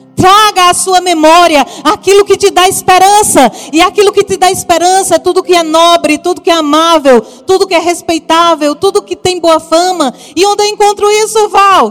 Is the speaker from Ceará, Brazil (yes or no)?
no; Paraíba, Brazil; accent: Paraíba; Se você está ouvindo um sotaquezinho diferente, é lá da Paraíba